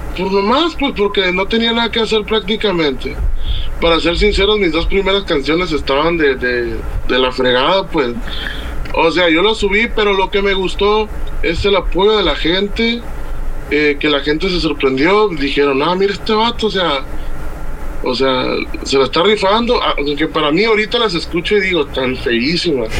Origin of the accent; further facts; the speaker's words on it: Puerto Vallarta, Jalisco, Mexico; also born or lived in Tamaulipas / Autlán de Navarro, Jalisco; now in Tomatlán, Mexico; Yo soy de nacido en Puerto Vallarta, pero ah. actualmente vivo en un rancho que se llama Tomatlán, Jalisco